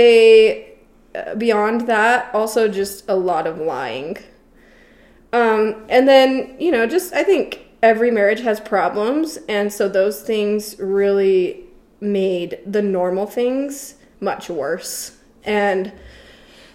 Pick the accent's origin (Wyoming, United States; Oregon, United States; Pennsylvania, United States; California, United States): Oregon, United States; Portland; now in Utah, United States; I'm originally from Portland, Oregon, and now I'm a Utah transplant